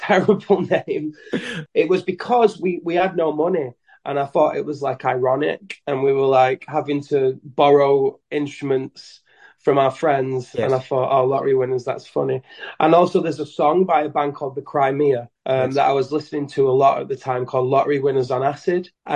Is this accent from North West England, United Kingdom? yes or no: yes; Leigh, North West England, United Kingdom; I'm in Lee, which is my hometown where I'm from.